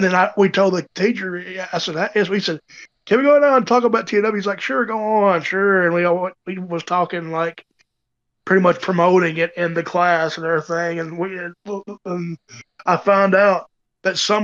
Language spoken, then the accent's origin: English; Tennessee, United States; where my hometown is in Tennessee.